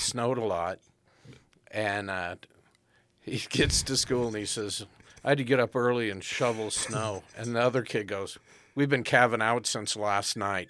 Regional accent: Southern California, United States; growing up in Southern California

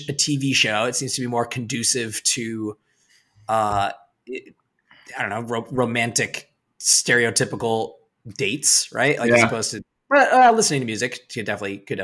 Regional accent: Vermont, United States; my group of friends that I grew up with here in Vermont

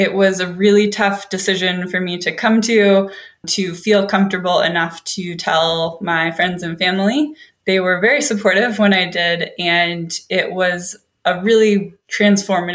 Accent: Seattle, Washington, United States; also born or lived in Sydney, Australia; I am from Seattle, Washington. I grew up in a small town outside of the city, but I was born at home, actually.

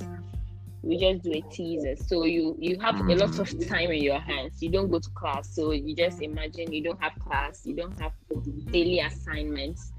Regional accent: Navrongo, Upper East, Ghana; also born or lived in Upper West Region (Dagaaba identity); I'm from Navongo in the Upper East region, and my mom is from Tumu in the Upper West region.

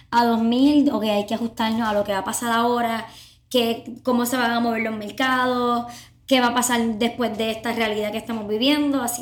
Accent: Puerto Rico

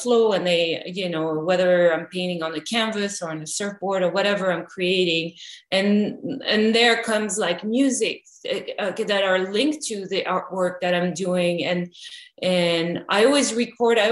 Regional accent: France; now in Los Angeles, United States; I grew up in France

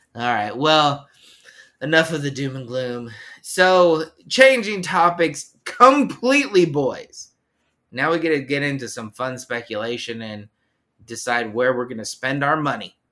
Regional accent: Southern California, United States; I was from SoCal

